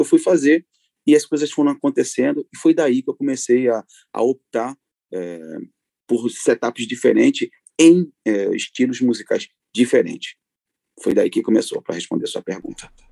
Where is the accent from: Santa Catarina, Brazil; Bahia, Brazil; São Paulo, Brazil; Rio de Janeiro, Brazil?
Rio de Janeiro, Brazil; now in Paris, France; eu sou nato do Rio de Janeiro, da zona norte do Rio, uh, e hoje eu vivo uh, em Paris, vivo na França